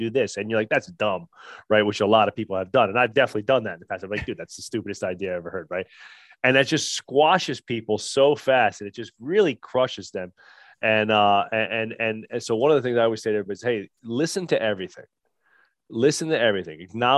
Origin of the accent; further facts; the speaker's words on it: New Jersey, United States; I'm from Jersey